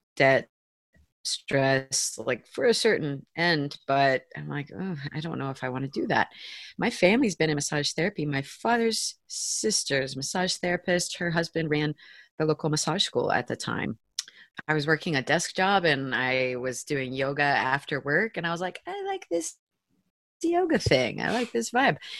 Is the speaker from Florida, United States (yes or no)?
yes; St. Petersburg, Florida, United States; I'm from St. Pete, Florida. It is a little peninsula on the big peninsula that is Florida. It's also kind of a little liberal bubble in an otherwise pretty conservative state and I'm second generation St. Pete native